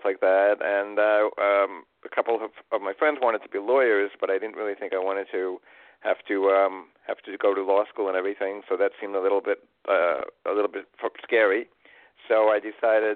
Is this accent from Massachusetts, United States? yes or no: no; New York City, New York, United States; moved away; I grew up in Queens, New York, New York City